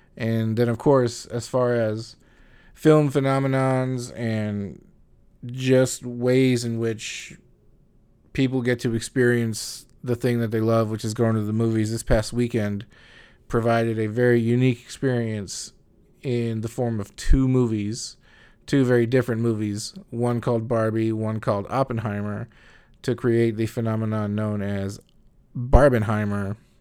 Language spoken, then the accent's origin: English; United States; as an American